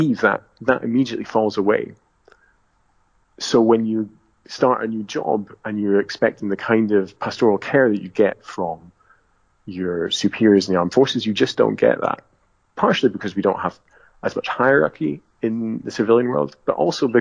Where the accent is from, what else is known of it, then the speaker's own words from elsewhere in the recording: Southern Highlands, Scotland, United Kingdom; growing up in the Southern Highlands